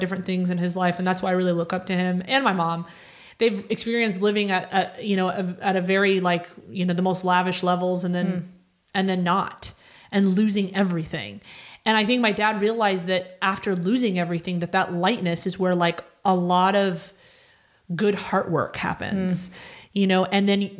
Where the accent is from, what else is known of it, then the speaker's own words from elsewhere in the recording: Cairo, Cairo Governorate, Egypt; moved away; I lived in Egypt. I was born in Cairo